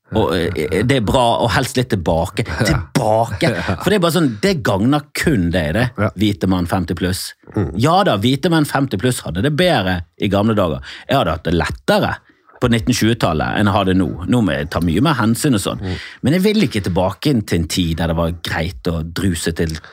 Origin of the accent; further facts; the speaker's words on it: Oslo, Norway; jeg er nå her Jeg har bodd i Oslo